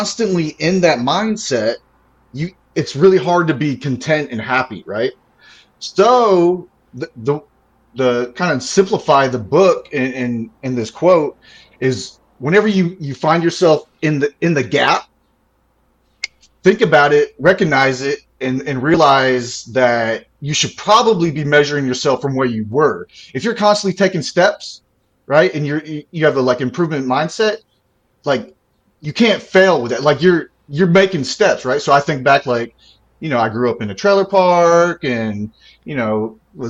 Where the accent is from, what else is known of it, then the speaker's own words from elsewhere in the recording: Mobile, Alabama, United States; moved away as an adult; now in Fayetteville, United States; So where I'm from, I grew up in Alabama in like a straight up mobile home park